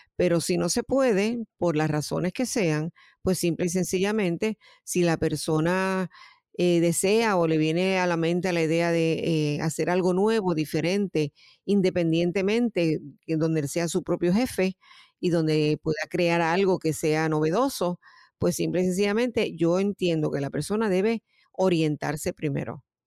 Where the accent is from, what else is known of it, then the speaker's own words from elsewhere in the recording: Puerto Rico; moved away as an adult; now in United States; yo soy natural de Puerto Rico y eh, estoy residiendo en Estados Unidos hace un tiempo